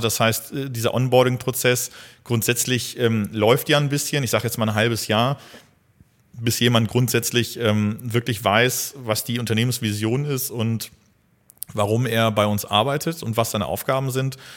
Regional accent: North Rhine-Westphalia, Germany; now in Hildesheim, Germany; ich bin gebürtiger ähm, Niederrheiner also meine Familie kommt mhm. auch komplett vom Niederrhein

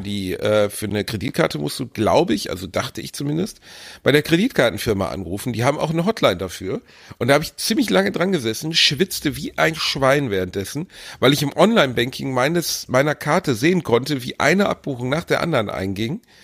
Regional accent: Germany; so sind wir Deutsche halt

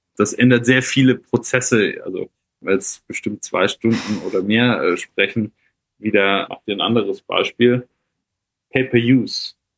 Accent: Germany; bei uns in Deutschland

